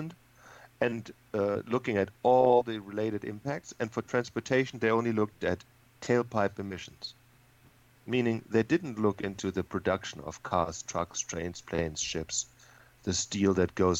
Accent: Germany; moved away as an adult; also born or lived in Texas; now in California, United States; I'm a native from Germany, and when I was 27 I moved from Germany to Texas

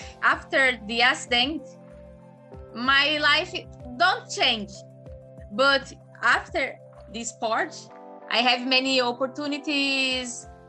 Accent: Brazil; English is a second language; I'm from Brazil

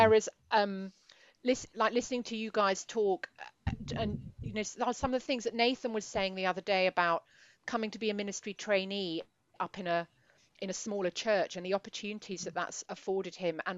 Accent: Edinburgh, Scotland, United Kingdom; I'm from Edinburgh, but if you know, I wasn't bumping into Mez on a daily basis, put it that way, where I was

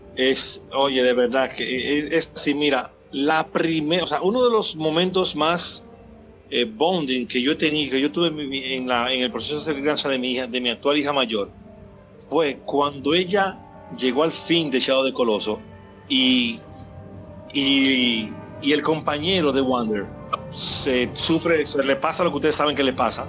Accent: Dominican Republic; en mi país, en República Dominicana

